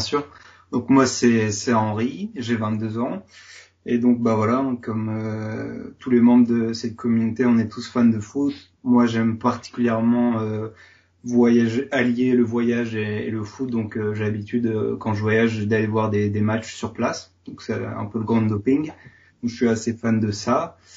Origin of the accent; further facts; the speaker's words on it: Lille, Hauts-de-France, France; also born or lived in Seville, Spain; initialement je suis lillois.